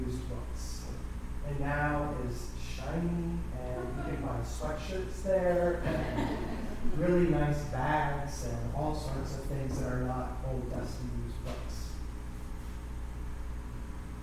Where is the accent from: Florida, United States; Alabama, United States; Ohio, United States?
Ohio, United States; Gambier; moved away as an adult; now in Hinesburg, United States; I grew up in Gander, Ohio, on a dairy farm